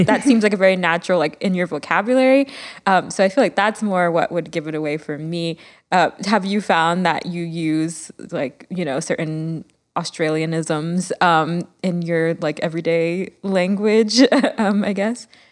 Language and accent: English; Miami, Florida, United States; growing up in Miami